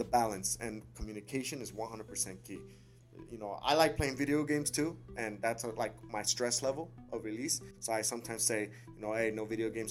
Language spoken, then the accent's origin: English; Burbank, California, United States; I was born and raised here in Burbank as well, in Los Angeles area